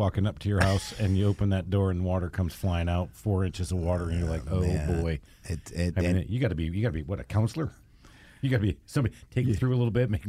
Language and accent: English; the North, United States; now in US South; When we have, especially here in the South, you don't think about that. I came from the North and so did Dan.